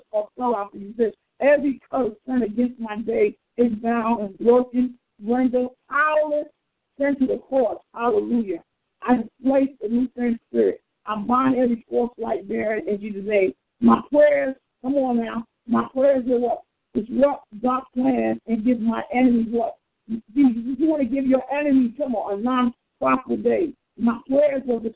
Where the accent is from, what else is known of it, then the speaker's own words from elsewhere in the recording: New York City, New York, United States; We grew up together in Queens, New York.